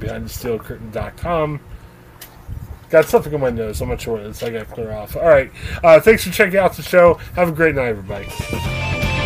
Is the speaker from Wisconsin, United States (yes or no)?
no; Ohio, United States; moved away; we're guys originally from Ohio